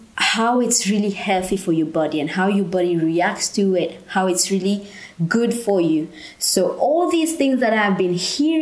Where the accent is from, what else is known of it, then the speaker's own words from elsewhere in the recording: Mauritius; moved away; I'm from Mauritius.